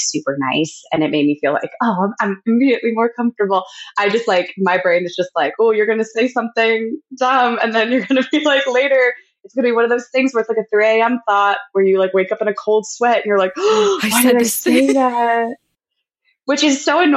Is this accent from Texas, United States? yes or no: no; Pennsylvania, United States; a lot in PA cause that's where I'm from. And I'm based like near Philly.